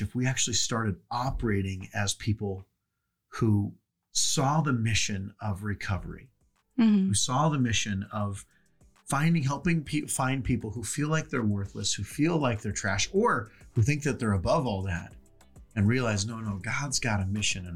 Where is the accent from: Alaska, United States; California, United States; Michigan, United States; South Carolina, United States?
California, United States; San Diego; growing up in San Diego